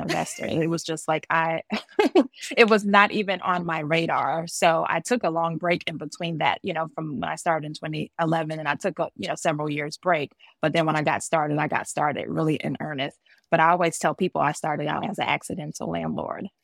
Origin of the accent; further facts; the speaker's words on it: Georgia, United States; also born or lived in New Jersey / East Coast; now in Maryland, United States; I was born in Jersey and I was raised in Georgia. So I was born a Jersey girl and raised a Georgia peach, and I've lived up and down the East Coast.